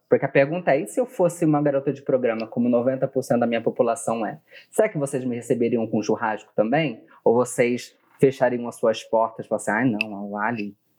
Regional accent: Bebedouro, São Paulo, Brazil; moved away; De Bebedouro, do lado de tá. Barretos.

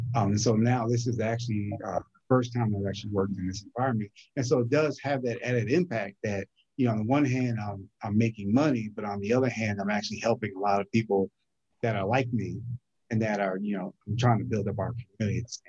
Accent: New Brunswick, New Jersey, United States; also born or lived in Newark, New Jersey; now in Norfolk, United States; I'm originally from New Brunswick, New Jersey

